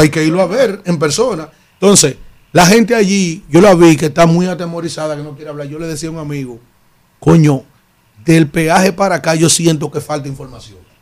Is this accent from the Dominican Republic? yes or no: yes; San Cristóbal, Dominican Republic; moved away; Yo estoy tan perdido de mi pueblo, de San Cristóbal